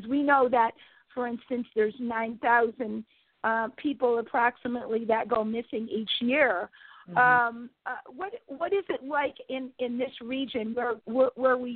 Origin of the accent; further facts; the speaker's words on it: Connecticut, United States; I am from Connecticut